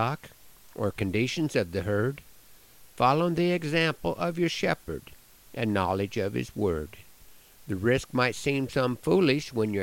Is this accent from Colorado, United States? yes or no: no; Broken Bow, Nebraska, United States; In my hometown of Broken Bow